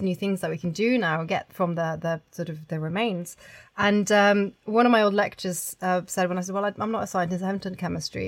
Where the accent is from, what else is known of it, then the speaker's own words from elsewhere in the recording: Oslo, Norway; I grew up in Oslo in Norway